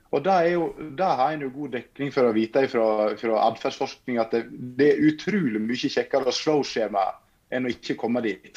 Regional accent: Norway; der jeg kommer fra, Fortuna, med 200 innbyggere.

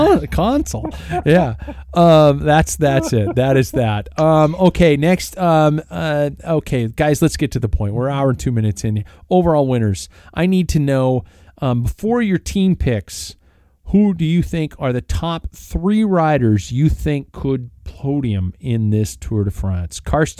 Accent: United States; I'm an American, damn it.

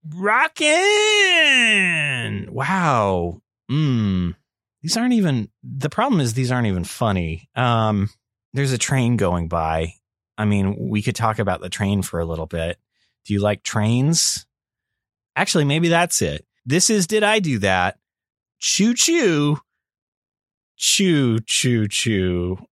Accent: Las Vegas, Nevada, United States; I am from Vegas

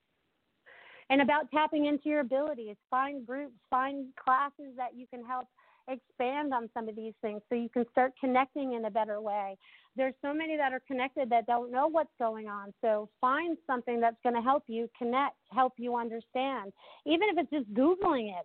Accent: New England, United States; moved away as an adult; now in Sarasota, United States; I grew up in New England

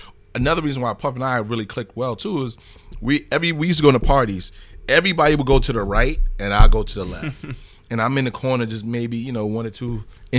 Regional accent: Bronx, New York, United States; Well, keep in mind, I'm from the Bronx.

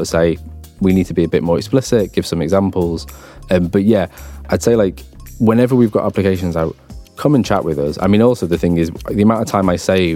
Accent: London, United Kingdom; I'm from Barking Dagenham

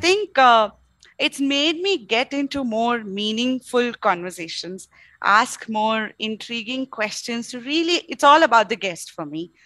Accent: Bangalore, Karnataka, India; also born or lived in Mangalore; while I was born in Mangalore, I grew up completely in Bangalore

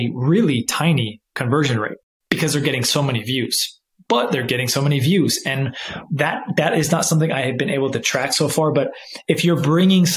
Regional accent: California, United States; moved away; I'm actually back in where I grew up in California

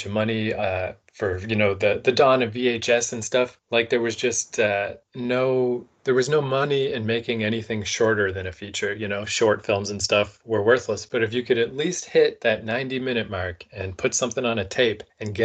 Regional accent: Canada; I'm Canadian.

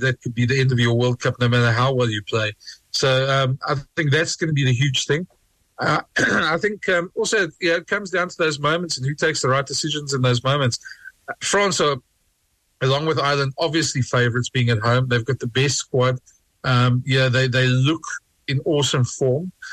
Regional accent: South Africa; being a South African

